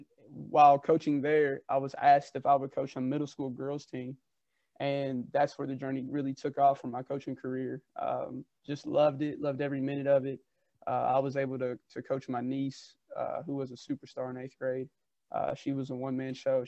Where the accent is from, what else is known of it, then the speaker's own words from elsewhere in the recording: Bloomfield, Kentucky, United States; I grew up in Bloomfield, Kentucky. It's a small rural town just south of Louisville, Kentucky